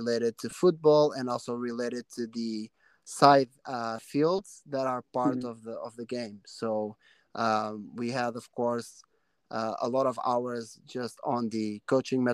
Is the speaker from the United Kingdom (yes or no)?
no; Portugal; now in Canada; a tournament in my hometown